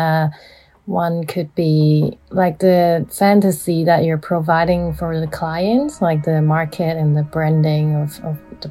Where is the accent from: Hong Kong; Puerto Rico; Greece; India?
Hong Kong; also born or lived in Canada; now in London, United Kingdom; I was born in Canada, and I was raised in Hong Kong